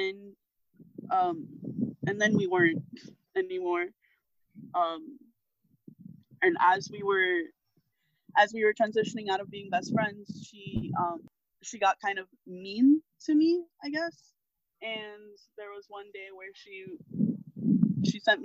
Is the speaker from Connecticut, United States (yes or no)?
no; Miami, Florida, United States; growing up in Miami